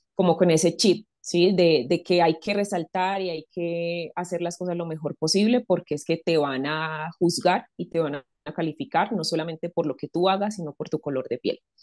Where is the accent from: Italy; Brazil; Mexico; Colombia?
Colombia; Medellín, Antioquia; moved away as an adult; now in Bogotá, Colombia; Medellín es una ciudad muy cálida